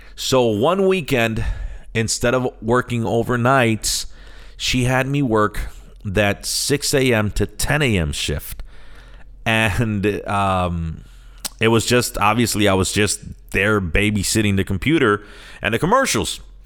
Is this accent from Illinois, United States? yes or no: yes; Chicago, Illinois, United States; also born or lived in San Sebastián, Puerto Rico; I'm born and raised in Chicago